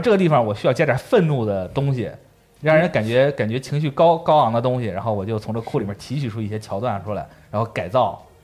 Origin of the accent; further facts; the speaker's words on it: Shandong, China; moved away; also born or lived in Japan; 我们老家嗯。山东那边儿